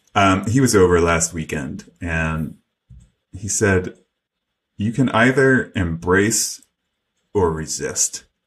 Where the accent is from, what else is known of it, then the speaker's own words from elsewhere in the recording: New York City, New York, United States; when I was a kid growing up in New York City